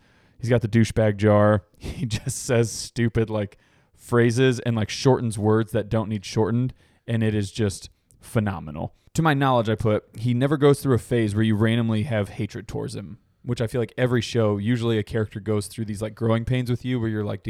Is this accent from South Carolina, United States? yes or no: no; Long Island, New York, United States; I ain't from Manhattan, sir. I'm from Long Island.